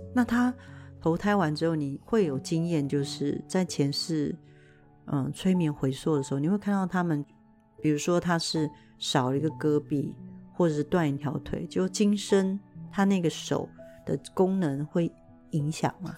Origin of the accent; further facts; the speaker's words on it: Taiwan; 我们中国人或者是台湾人还是有一个，呃，习惯就是要打扮得非常漂亮